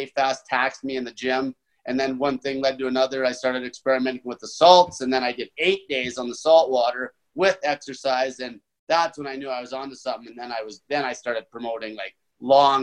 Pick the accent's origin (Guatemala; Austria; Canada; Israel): Canada; Grande Prairie, Alberta; moved away as an adult; also born or lived in Edmonton, Alberta; I'm from Great Valley, Alberta, Canada. It's a little oil town. I worked in the oil patch my whole